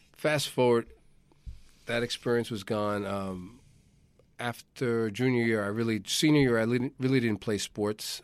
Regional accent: New York, United States; I'm a born and bred, uh, New Yorker.

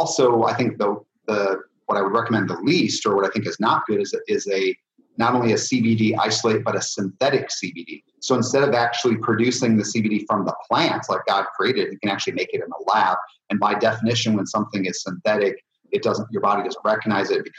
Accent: Indiana, United States; I'm from Indiana, so we have a lot of corn growing right now here

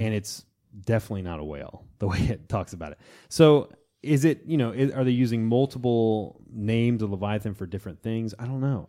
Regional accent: Florida, United States; in my hometown of Florida

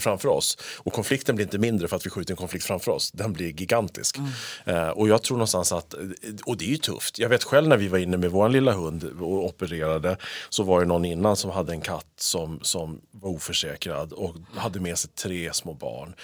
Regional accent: Sweden; vi är svenskar.

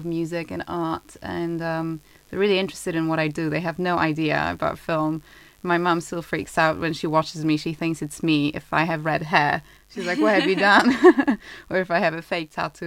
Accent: Poland; moved away as an adult; now in London, United Kingdom; I grew up in Poland

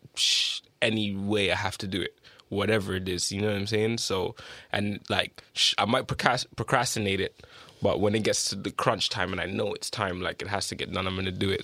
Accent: Toronto, Ontario, Canada; moved away as an adult; also born or lived in United Kingdom; I'm from Don Mills, always been there from forever

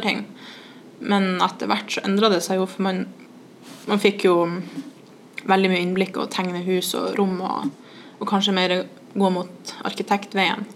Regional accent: Trondheim, Trøndelag, Norway; vi var to fra Trondheim

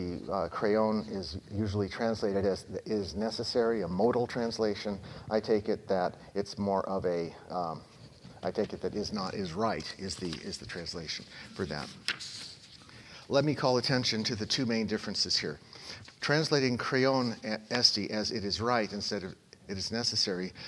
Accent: Oakland, California, United States; my hometown, Oakland, California

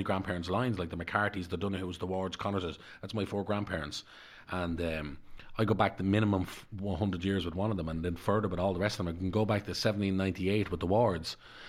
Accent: Dublin, Leinster, Ireland; because I was brought up in Darndale.

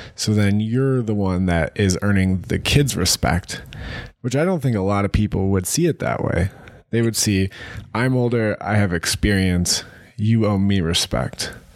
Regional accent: Ohio, United States; moved away; being from Ohio

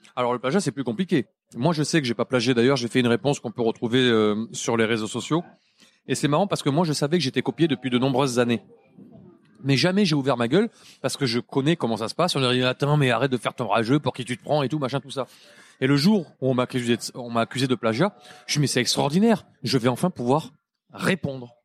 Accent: Montpellier, Occitania, France; notre tour Eiffel à nous à Montpellier

